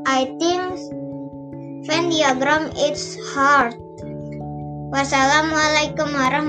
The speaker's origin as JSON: {"language": "English", "town": "Palangkaraya", "region": "Central Kalimantan", "country": "Indonesia", "said": "I'm from Redford, Palangkaraya."}